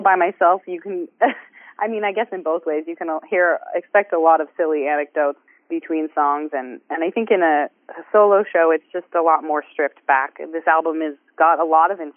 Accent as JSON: {"language": "English", "town": "Waterdown", "region": "Ontario", "country": "Canada", "tie": "born or raised there", "said": "I run an open mic in my hometown, Waterdown, Ontario"}